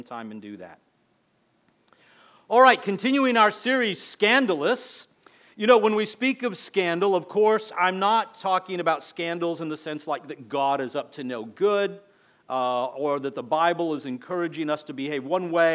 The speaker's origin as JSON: {"language": "English", "town": "El Paso", "region": "Texas", "country": "United States", "tie": "born or raised there", "accent": "border accent", "moved": "as an adult", "lives_now": "Florida, United States", "said": "I grew up in El Paso, Texas, so it was more like, you know, a border accent"}